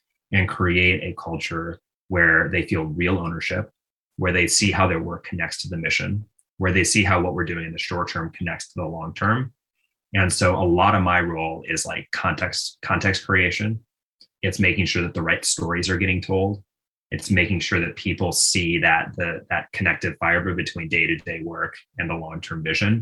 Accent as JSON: {"language": "English", "town": "Minneapolis", "region": "Minnesota", "country": "United States", "tie": "born or raised there", "said": "my own childhood, you know, growing up in Minnesota"}